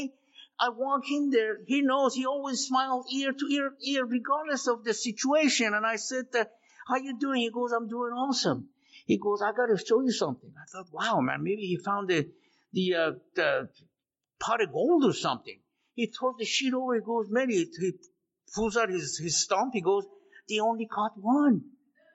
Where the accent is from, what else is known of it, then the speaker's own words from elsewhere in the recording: Iran; moved away; also born or lived in Las Vegas; I was born and raised in Iran.